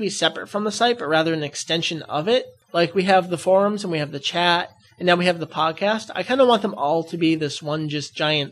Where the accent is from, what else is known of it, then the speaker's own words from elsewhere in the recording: Massachusetts, United States; I was born in Massachusetts. I say wicked all the time, too.